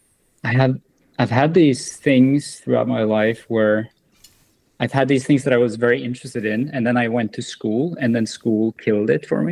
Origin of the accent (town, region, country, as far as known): Norway; born or raised there